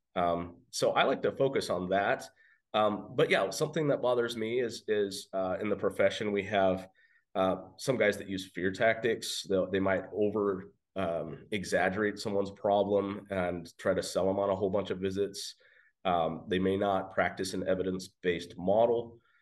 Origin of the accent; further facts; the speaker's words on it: Western Oregon, United States; moved away as an adult; now in Caldwell, United States; I am from Western Oregon